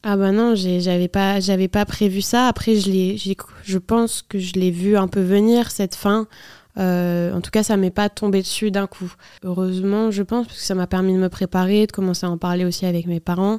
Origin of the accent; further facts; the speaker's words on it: Nantes, Pays de la Loire, France; nous, on est de Nantes